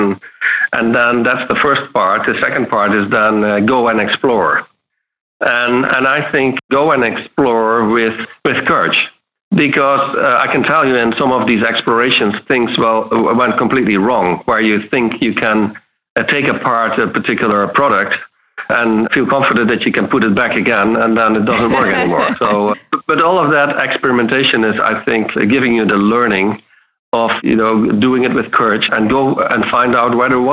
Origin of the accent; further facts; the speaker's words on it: southern Netherlands, Netherlands; moved away; I grew up in the south of the Netherlands. So I'm a Dutch boy here